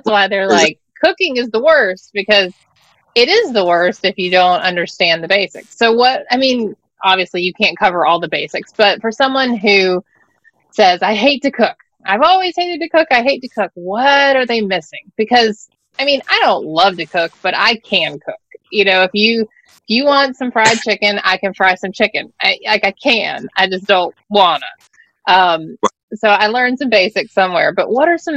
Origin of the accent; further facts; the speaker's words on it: the South, United States; I grew up in the South